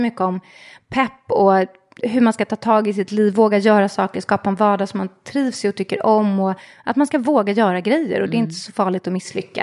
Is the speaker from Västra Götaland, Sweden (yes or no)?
no; Stockholm, Stockholm County, Sweden; Jag är uppvuxen i eh, Hässelby, Vällingby i Västerort